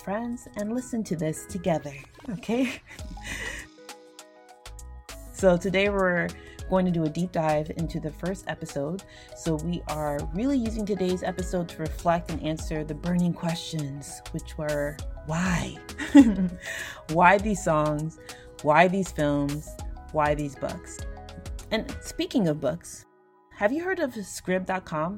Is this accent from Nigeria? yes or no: yes; Nigeria; I am a Nigerian